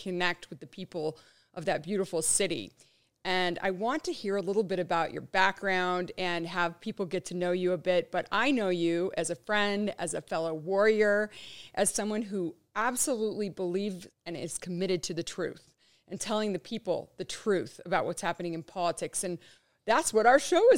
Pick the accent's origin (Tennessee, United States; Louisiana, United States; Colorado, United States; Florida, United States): Colorado, United States; Monument; I grew up in Monument, Colorado